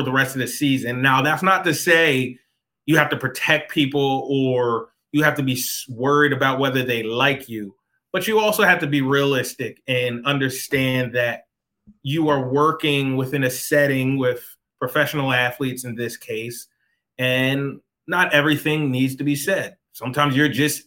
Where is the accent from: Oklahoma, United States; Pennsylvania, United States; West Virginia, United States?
Pennsylvania, United States; Philadelphia; moved away; I grew up in Philadelphia. My family is still in Philadelphia